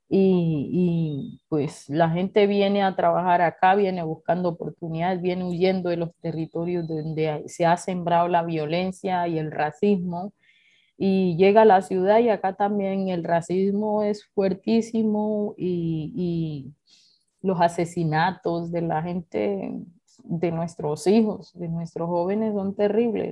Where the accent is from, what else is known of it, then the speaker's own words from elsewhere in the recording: Suárez, Cauca, Colombia; nosotros hemos recibido ya de manera específica como población afrodescendiente la toma